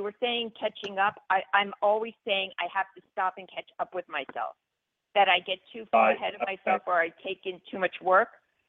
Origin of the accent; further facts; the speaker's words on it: New York, United States; moved away; also born or lived in Los Angeles; I was born in New York. My whole family was born in New York.